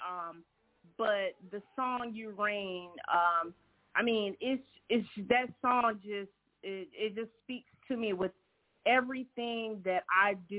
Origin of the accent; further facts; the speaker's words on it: Charleston, South Carolina, United States; moved away as an adult; now in Columbia, United States; I am from Charleston, South Carolina